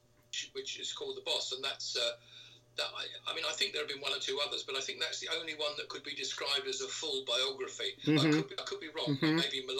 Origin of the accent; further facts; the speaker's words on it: London, United Kingdom; moved away as an adult; now in East Sussex, United Kingdom; I'm a classic war baby. I was born in 1946 and moved to London when I was 6 weeks old. So I always regard myself as a Londoner.